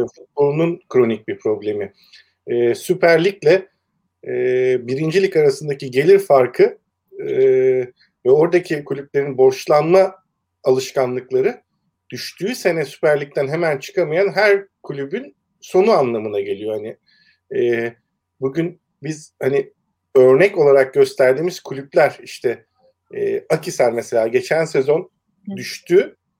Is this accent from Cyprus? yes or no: no; Eskişehir, Turkey; moved away as an adult; also born or lived in Ankara; E, ben Eskişehir'de doğdum. İlkokulu, ortaokulu, liseyi Eskişehir'de okudum.